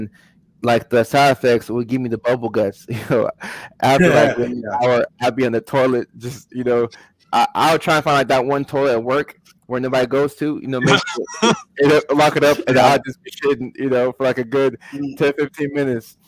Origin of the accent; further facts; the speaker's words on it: Ghana; moved away; also born or lived in Virginia; I'm from Ghana, West Africa originally